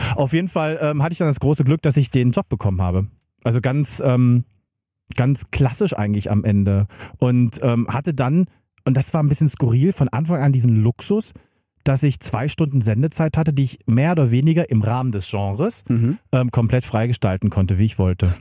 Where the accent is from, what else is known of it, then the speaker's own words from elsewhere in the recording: Magdeburg, Saxony-Anhalt, Germany; Ich saß in Magdeburg, wo, äh, bin ich geboren und ich saß dort in den 90er Jahren